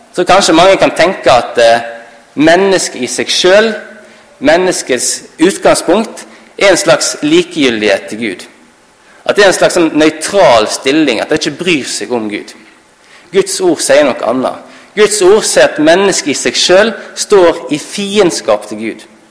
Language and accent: Norwegian; Halsnøy, Vestland, Norway; Jeg kommer fra Halsnøy i Sunnhordland